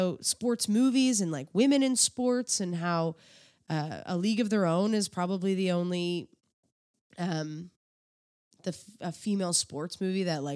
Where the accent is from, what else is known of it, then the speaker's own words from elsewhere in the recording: East Coast, Canada; now in Toronto, Canada; I'm from the East Coast